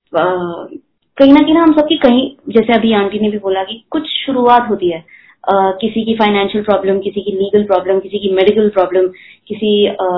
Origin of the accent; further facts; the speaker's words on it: Delhi, India; now in Mumbai, India; मैं दिल्ली में पली बड़ी हूँ